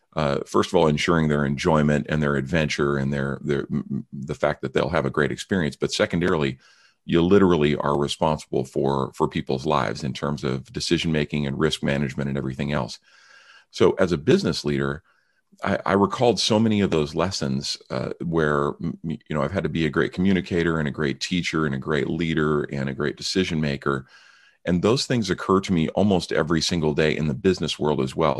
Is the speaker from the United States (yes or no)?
yes; San Francisco Bay Area, California, United States; also born or lived in Mount Rainier National Park, Washington State; I grew up in the San Francisco Bay Area